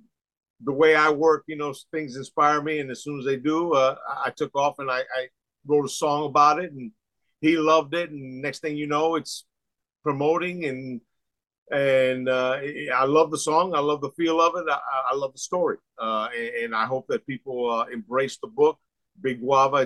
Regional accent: Tampa, Florida, United States; growing up in Tampa

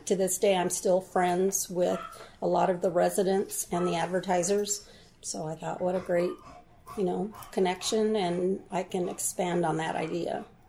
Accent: Southern Oregon, United States; moved away as an adult; also born or lived in South Korea / Seattle; I Went to all kinds of schools from Rogue River to Central Point to Medford

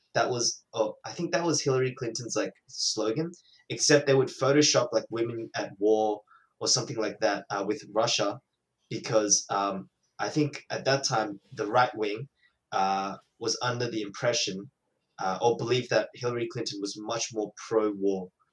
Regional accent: Australia; as an Australian

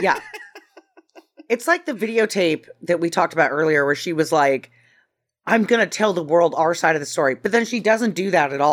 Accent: Idaho, United States; I'm from Idaho

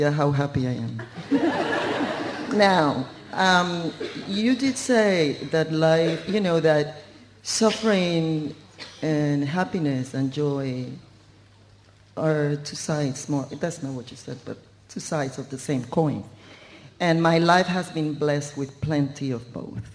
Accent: Puerto Rico; I was born in Puerto Rico, in a culture where dance is

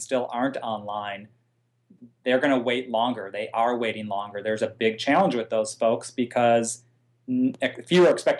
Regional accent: Midwest, United States; I'm a Midwesterner at heart.

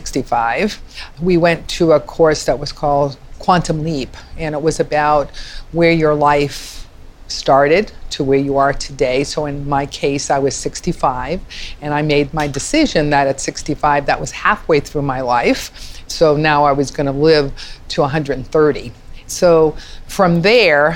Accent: Massachusetts, United States; now in Thousand Oaks, United States; I'm from Massachusetts

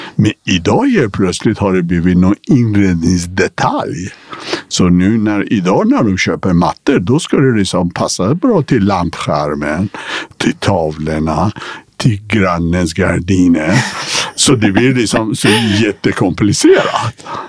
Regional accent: Iran; also born or lived in Karlstad, Sweden; now in Sweden; vi är födda, liksom, vi kommer från Persia

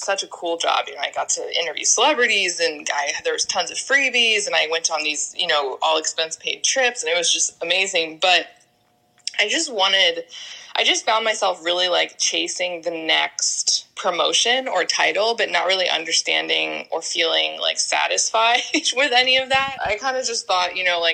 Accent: Tampa, Florida, United States; I grew up in Florida, in Tampa

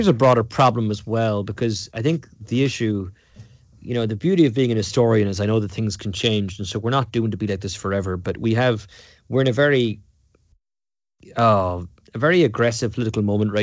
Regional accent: Munster, Ireland; You know, I was growing up in County Cork and in Ireland in the 1980s and 1990s, and Cork's colours are red and white.

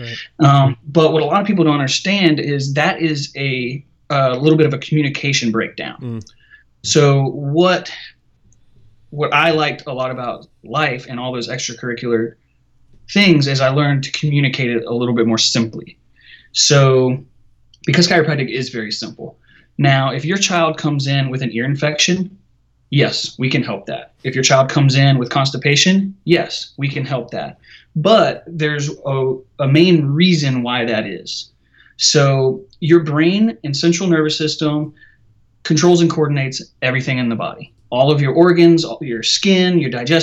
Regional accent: Savannah, Georgia, United States; I'm from Savannah, Georgia

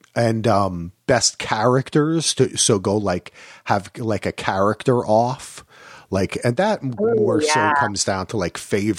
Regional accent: New Jersey, United States; You know, growing up in Jersey and spending so much time in New York, there's so many Hasidic people.

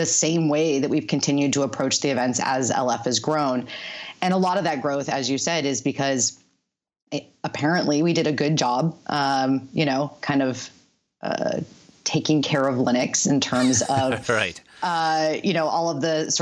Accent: the Bay Area, California, United States; I'm growing up in the Bay Area, working there

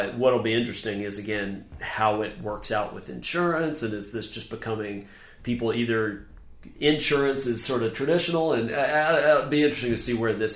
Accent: Memphis, Tennessee, United States; now in Charleston, United States; I'm from Memphis

